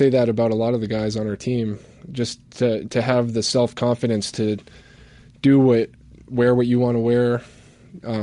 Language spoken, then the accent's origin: English; Concord, New Hampshire, United States; my hometown, Concord, New Hampshire, small city